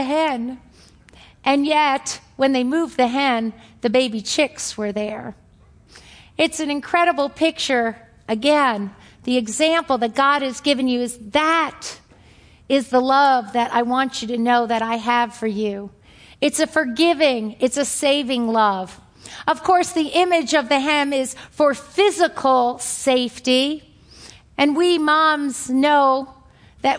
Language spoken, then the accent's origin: English; New York, United States; accent: New York; my New York accent